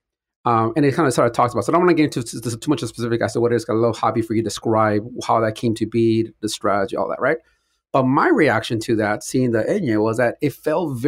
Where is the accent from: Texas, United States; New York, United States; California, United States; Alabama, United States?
California, United States; Compton; I grew up in Compton, listening to mostly hip-hop music